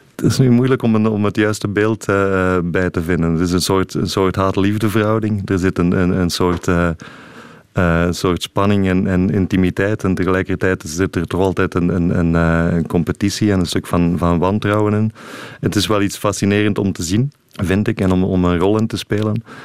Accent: Sint-Gilles-Waas, Flanders, Belgium; moved away; also born or lived in Mechelen; Ik ben van Sint-Gilles-Waas, in het Waasland

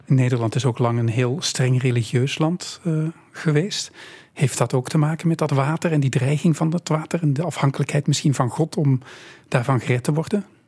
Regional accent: Belgium; wij hier in België

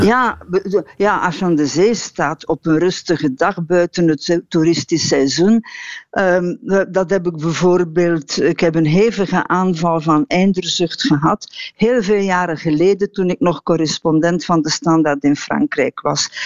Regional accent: Harelbeke, Flanders, Belgium; het huis waar ik ben opgegroeid in Harelbeke bij Kortrijk

